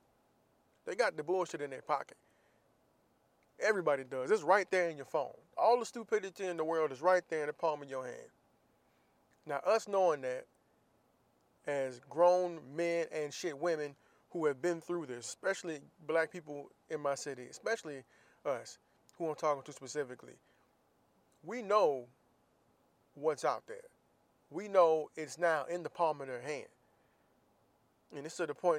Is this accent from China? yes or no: no; Jacksonville, Florida, United States; moved away as an adult; I'm from Jacksonville, Florida